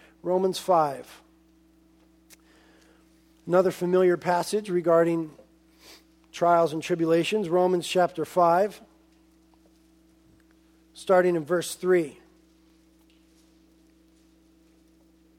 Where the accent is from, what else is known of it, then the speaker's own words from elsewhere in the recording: United States; as American Christians